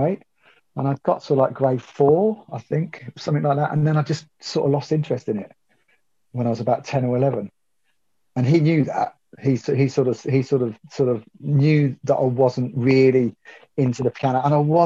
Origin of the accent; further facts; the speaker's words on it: Northampton, East Midlands, United Kingdom; moved away; I'm from Northampton originally